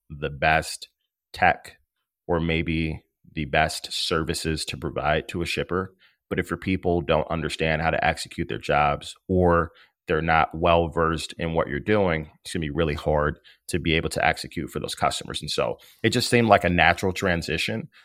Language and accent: English; Maywood, Illinois, United States; also born or lived in Bloomington, Illinois; now in Chicago, United States; I'm from Maywood, Illinois. It is the west side of Chicago, about ten miles west of the Loop. I grew up there